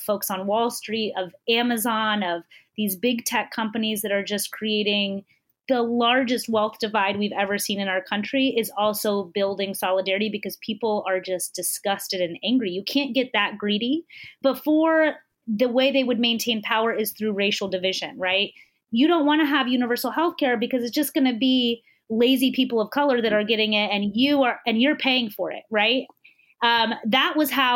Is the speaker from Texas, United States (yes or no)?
yes; Texas, United States; my home state of Texas